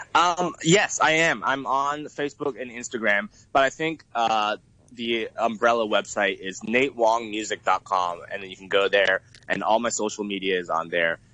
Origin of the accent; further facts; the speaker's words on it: San Francisco Bay Area, California, United States; moved away as an adult; also born or lived in Boston; now in Hong Kong; I moved to the U.S. in uh, when I was about ten years old, and I actually lived in the San Francisco Bay Area at that time. I went to middle school and high school there